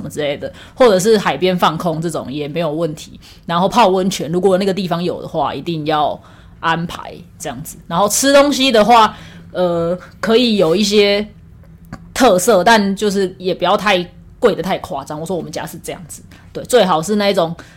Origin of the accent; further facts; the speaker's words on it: Taiwan; first language Taiwanese Hokkien; now in Taipei, Taiwan; 因为我从小是在就是讲， 就是讲台语长大的啦，我们家的环境都是讲台语。虽然我觉得我上台北之后台语已经退步很多了